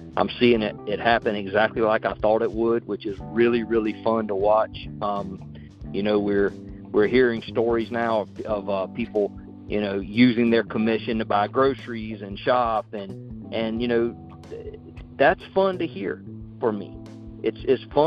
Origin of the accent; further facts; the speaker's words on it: South Carolina, United States; accent: Southern twang; I'm from South Carolina, and you know, so I got that Southern twang going for me.